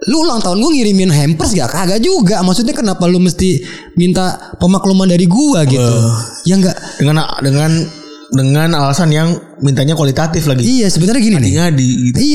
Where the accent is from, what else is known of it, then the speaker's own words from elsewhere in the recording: North Sumatra, Indonesia; gue orang Mandailing. Mandailing. Uh. Mandailing Natal tuh uh, kabupaten di Sumatera Utara, Tapanuli Selatan.